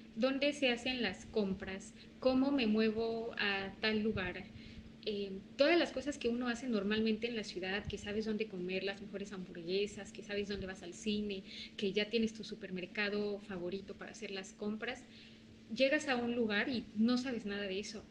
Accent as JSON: {"language": "Spanish", "region": "Puebla", "country": "Mexico", "tie": "born or raised there", "also_born_or_lived": "Sinaloa", "moved": "as an adult", "lives_now": "Quintana Roo, Mexico", "said": "Puebla, de donde soy originaria, de donde vive mi familia y mis amigos."}